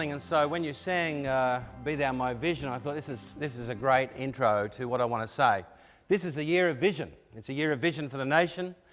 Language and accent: English; Australia; Uh, we came across from Australia. Originally, we came here in uh, 2004.